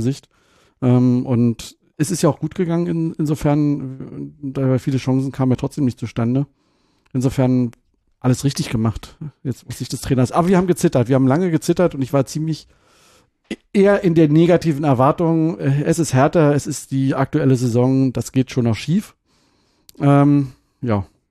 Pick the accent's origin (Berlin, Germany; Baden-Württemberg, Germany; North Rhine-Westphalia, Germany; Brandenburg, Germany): Brandenburg, Germany; ich bin ja geborener Brandenburger